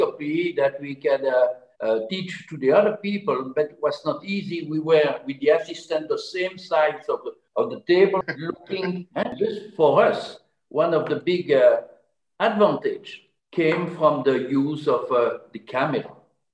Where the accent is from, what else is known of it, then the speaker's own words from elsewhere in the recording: French-speaking part of Belgium, Wallonia, Belgium; English is a second language; I was from the French part of Belgium